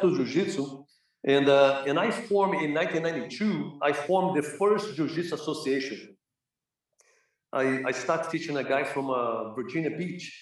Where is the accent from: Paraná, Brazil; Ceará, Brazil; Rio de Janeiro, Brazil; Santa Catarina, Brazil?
Rio de Janeiro, Brazil; English is a second language; moved away as an adult; also born or lived in Los Angeles, United States; now in United States; growing up in Brazil, you know, in Flamengo